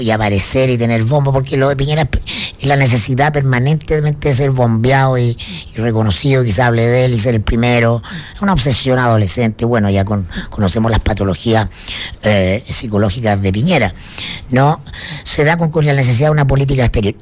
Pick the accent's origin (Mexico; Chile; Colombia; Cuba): Chile